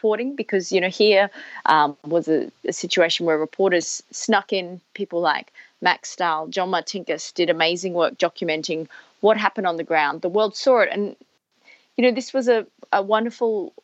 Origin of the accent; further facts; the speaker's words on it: Perth, Western Australia, Australia; I was a teenager growing up in Perth